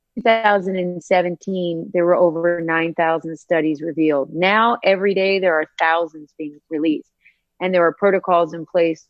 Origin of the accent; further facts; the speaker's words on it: Northern Appalachian Mountains, United States; moved away; I was raised in the Northern Appalachian Mountains. I'm a um, Northern Appalachian hillbilly.